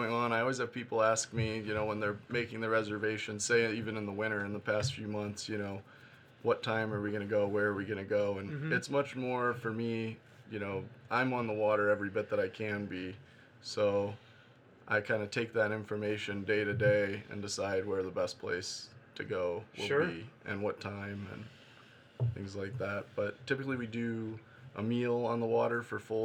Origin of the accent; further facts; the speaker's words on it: Ohio, United States; moved away; also born or lived in Ravenna, Ohio; I'm originally from Ohio